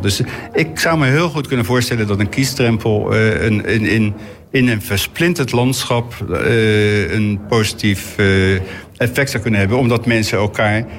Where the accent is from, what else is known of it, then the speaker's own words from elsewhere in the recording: The Hague, South Holland, Netherlands; ik ben natuurlijk opgegroeid in de Schilderswijk